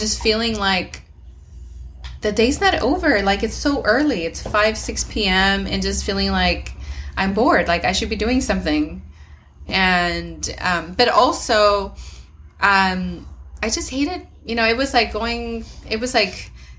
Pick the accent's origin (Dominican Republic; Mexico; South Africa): Mexico; moved away; I grew up in Mexico